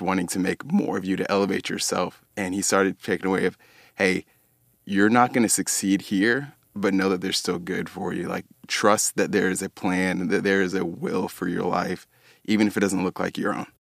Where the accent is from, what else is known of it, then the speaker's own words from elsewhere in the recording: Dallas, Texas, United States; also born or lived in Abilene, Texas; I grew up in Dallas um, my whole life.